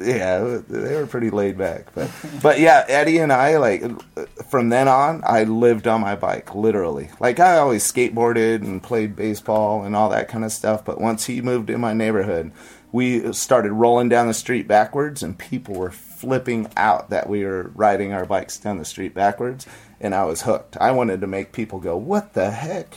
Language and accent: English; Santee, California, United States; I grew up in East San Diego, so um, there's El Cajon, Santee, and Lakeside, and I grew up in Santee